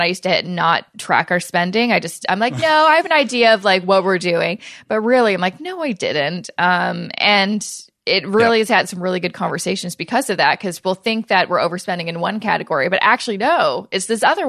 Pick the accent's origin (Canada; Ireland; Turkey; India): Canada; especially as a Canadian